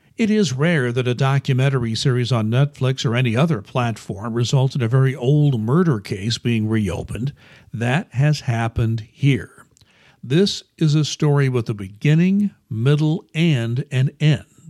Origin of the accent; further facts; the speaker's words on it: Indianapolis, Indiana, United States; growing up in Indianapolis